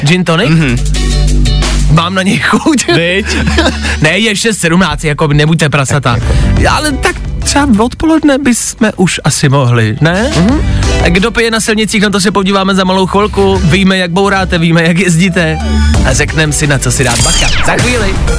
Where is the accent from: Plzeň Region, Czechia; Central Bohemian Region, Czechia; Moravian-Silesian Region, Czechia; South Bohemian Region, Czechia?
Plzeň Region, Czechia; Pilsen; u nás v Plzni